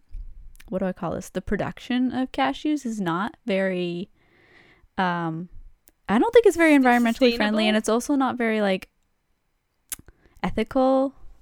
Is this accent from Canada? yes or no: yes; Canada; It's in our contract there. As a Canadian.